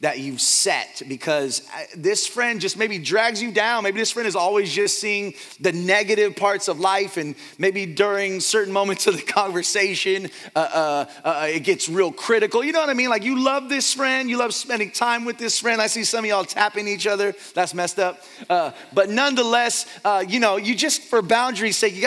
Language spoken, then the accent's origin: English; Fremont, California, United States; now in Dublin, United States; I was born and raised in Fremont, California, and I currently reside in Dublin